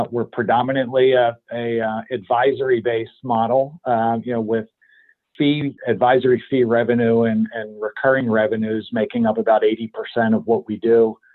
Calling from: Pennsylvania, United States; I'm about 30 miles north of Philadelphia in my uh, home office today.

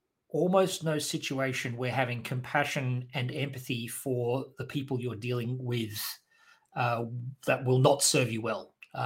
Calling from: Perth, Western Australia, Australia; I am speaking today from Perth, Western Australia, which is Wadjuk Noongar Boodja, the traditional owners of the land where I'm recording from.

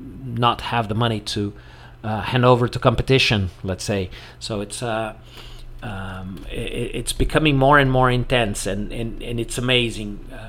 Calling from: Porto Alegre, Rio Grande do Sul, Brazil

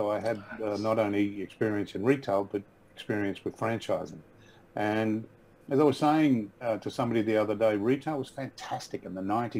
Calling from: Brisbane, Queensland, Australia; also born or lived in Sunshine Coast; I'm calling in from Brisbane. About 5 years ago, we moved back to Brisbane from the Sunshine Coast.

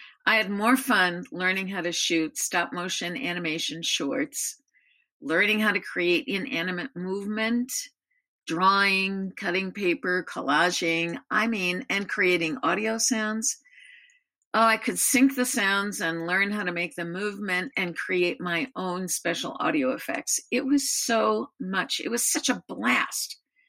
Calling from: Albany, Oregon, United States; I live in Albany, Oregon.

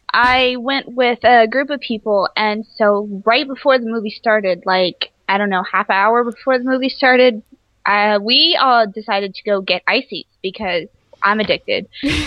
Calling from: Seattle, Washington, United States; Seattle, Washington. It's raining again.

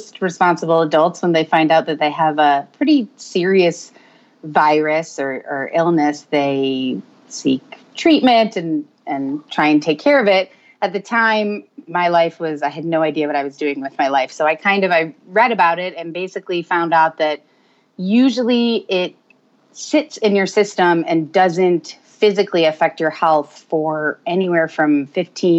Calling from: Roswell, Georgia, United States; also born or lived in Tucson, Arizona; I am calling from Roswell, Georgia

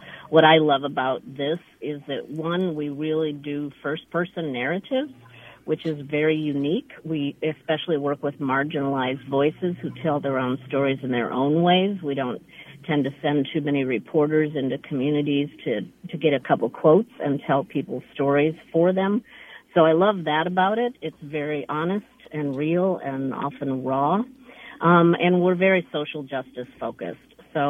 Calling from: Eugene, Oregon, United States; So I am calling from Eugene, Oregon.

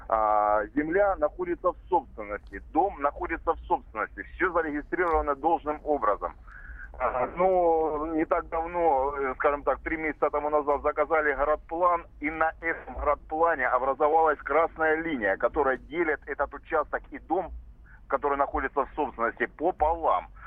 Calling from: Rostov-on-Don, Rostov Oblast, Russia; Я, я вам звоню из Ростова-на-Дону

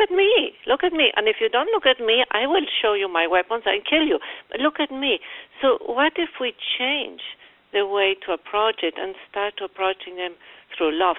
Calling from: Fort Lauderdale, Florida, United States; I'm calling from Fort Lauderdale in Florida.

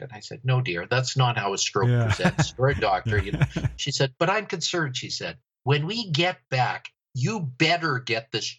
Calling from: Edmonton, Alberta, Canada; I'm calling from Edmonton, Alberta, Canada. We're way up in the North Country, 5 hours due north of Montana, way up in God's country.

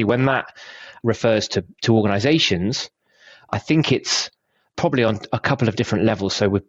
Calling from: Bristol, South West England, United Kingdom; I'm joining you from slightly overcast Bristol, UK. It's a bit cold.

